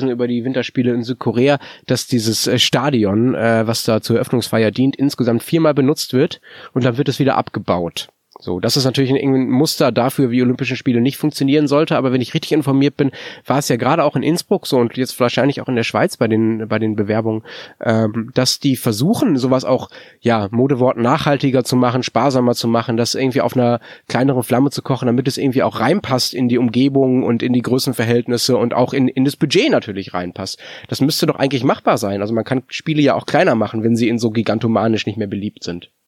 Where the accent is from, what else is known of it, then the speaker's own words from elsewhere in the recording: Germany; als Deutscher bin vollkommen raus.